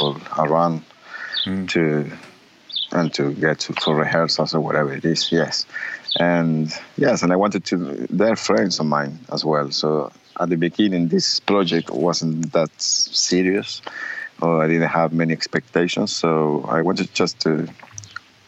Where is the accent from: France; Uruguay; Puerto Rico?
Uruguay; born or raised there; moved away